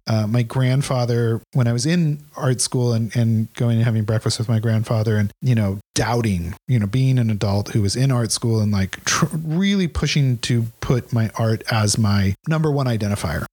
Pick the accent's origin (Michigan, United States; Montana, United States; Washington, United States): Washington, United States; Ridgefield; Ridgefield, Washington. It's okay. On the, it's on the Columbia River.